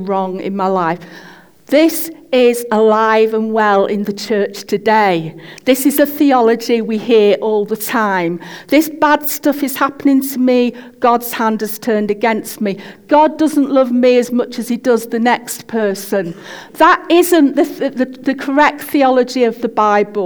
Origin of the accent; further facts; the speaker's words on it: United Kingdom; I'm British